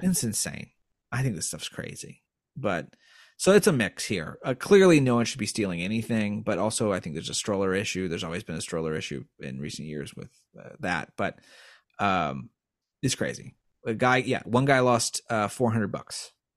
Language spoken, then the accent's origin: English; Indiana, United States; now in East Coast, United States; I grew up in Indiana